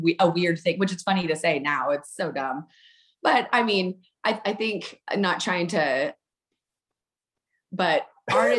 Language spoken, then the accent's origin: English; Eastern New Mexico, United States; also born or lived in Amarillo, Texas / Arizona; now in West Texas, United States; I was born in Amarillo, but I only lived there until I was about 4 years old. And then we moved to Eastern New Mexico